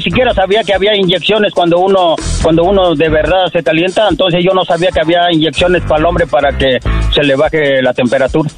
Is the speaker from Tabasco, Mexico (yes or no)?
yes; Tabasco, Mexico; moved away; Del estado de Tabasco.